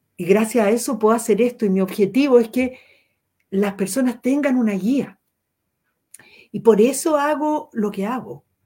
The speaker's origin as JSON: {"language": "Spanish", "country": "Chile", "said": "tenemos como, como chilenos"}